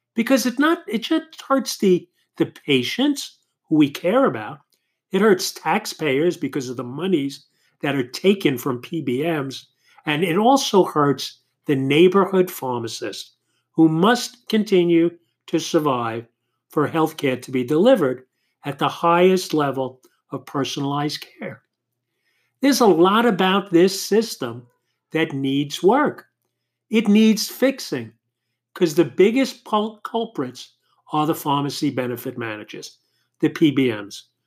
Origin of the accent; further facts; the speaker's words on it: New York City, New York, United States; Howie was born and raised in Queens, New York, as I was